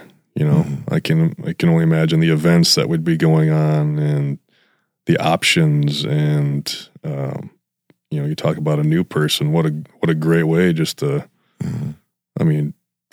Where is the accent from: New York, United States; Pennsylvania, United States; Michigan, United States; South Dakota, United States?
South Dakota, United States; Sioux Falls; now in Brandon, United States; growing up on East Sioux Falls, I had no idea where I was going to high school